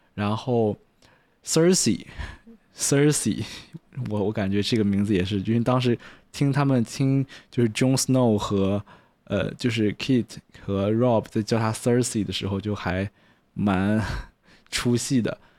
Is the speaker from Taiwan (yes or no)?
no; China; 我是中国人的原因，I M Chinese